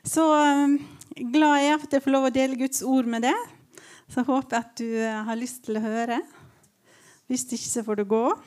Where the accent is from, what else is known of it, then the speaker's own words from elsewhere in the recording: Ålesund, Western Norway, Norway; moved away as an adult; now in Tromsø, Norway; Jeg kommer fra Vestlandet